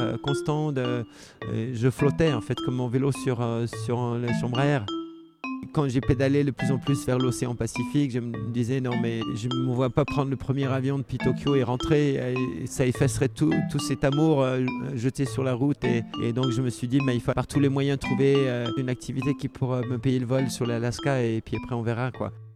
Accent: Geneva, Switzerland; je suis né en 1960 à Genève, donc je suis suisse.

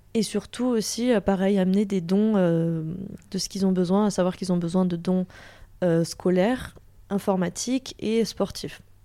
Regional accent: Toulouse, Occitania, France; je viens de Toulouse

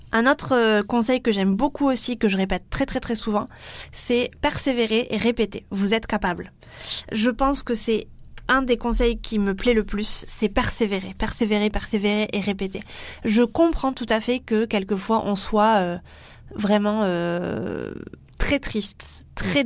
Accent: France; accent: French; mon super accent français

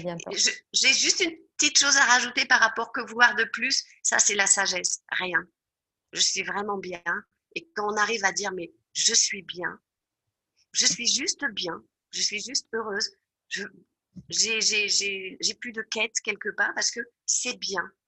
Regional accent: France; moved away; je suis française

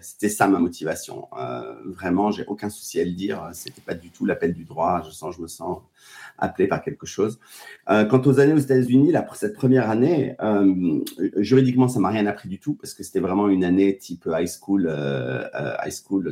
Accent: Paris, Île-de-France, France; also born or lived in Biarritz / United States; je suis un pur produit banlieusard, pas, pas forcément parisien, euh, mais euh, oui, je viens de Paris.

